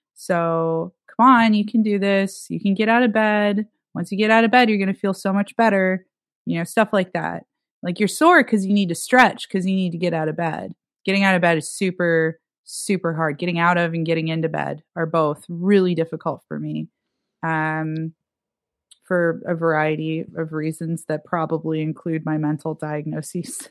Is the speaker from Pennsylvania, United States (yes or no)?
yes; Erie, Pennsylvania, United States; also born or lived in Pittsburgh, Pennsylvania; now in New York City, United States; my hometown's Erie, Pennsylvania